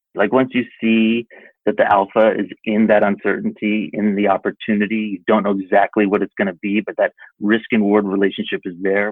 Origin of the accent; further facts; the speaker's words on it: East Lyme, Connecticut, United States; moved away as an adult; now in Los Angeles, United States; I was so lucky to grow up in the town that I did